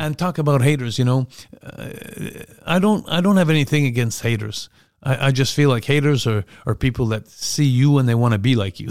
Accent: Montreal, Quebec, Canada; Montreal, my hometown

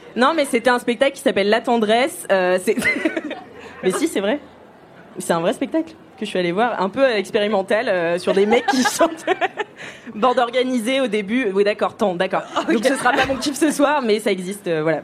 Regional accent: Nantes, Pays de la Loire, France; Je rentre chez moi à Nantes

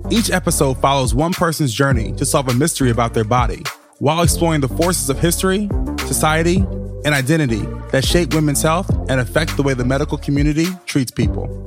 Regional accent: Virginia, United States; moved away; also born or lived in Brooklyn; I'm from Virginia

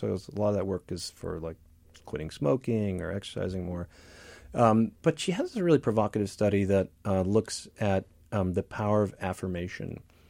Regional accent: Midwest, United States; I grew up in the Midwest too.

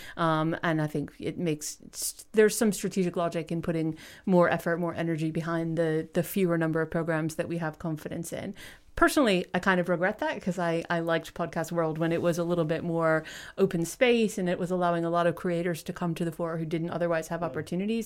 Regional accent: United States; moved away as an adult; now in United Kingdom; as an American

